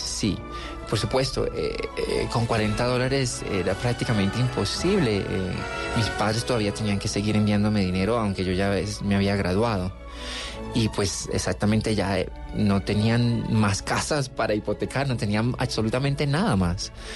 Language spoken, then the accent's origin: Spanish; Cali, Valle del Cauca, Colombia; also born or lived in Buenaventura, Colombia / Cuba; yo nací en Buenaventura